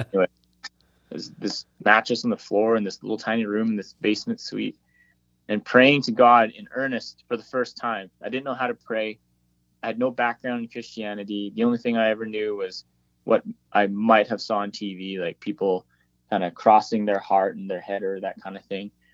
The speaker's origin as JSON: {"language": "English", "town": "Whitehorse", "region": "Yukon", "country": "Canada", "tie": "born or raised there", "said": "we're planted in the capital city, Whitehorse and uh, this is my hometown, born and raised"}